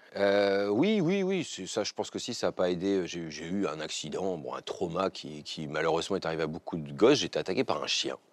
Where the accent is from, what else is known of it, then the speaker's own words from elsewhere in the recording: Picardy, Hauts-de-France, France; also born or lived in Amiens; alors moi j'ai grandi en Picardie. Euh, je suis né à Amiens, j'ai grandi dans un petit village qui s'appelait Lédin, à côté de Saint-Quentin